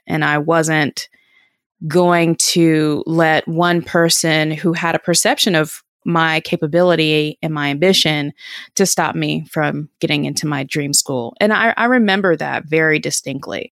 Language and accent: English; Durham, North Carolina, United States; also born or lived in New York; I'm from Durham, North Carolina, and went to a school here in, in Northern Durham